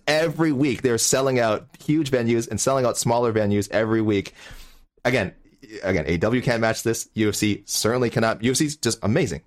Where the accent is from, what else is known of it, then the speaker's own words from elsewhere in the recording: Canada; we're Canadian